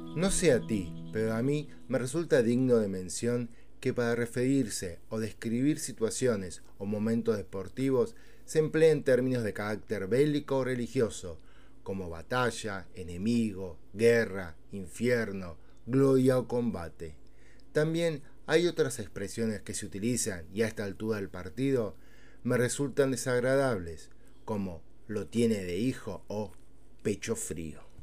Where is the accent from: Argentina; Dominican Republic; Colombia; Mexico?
Argentina; aquí, en mi tierra, Argentina